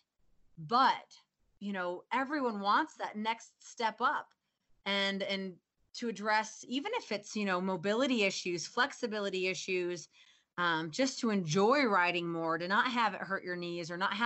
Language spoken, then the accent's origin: English; Midwest, United States; moved away as an adult; also born or lived in Fort Collins, Colorado; now in Colorado, United States; I grew up in the Midwest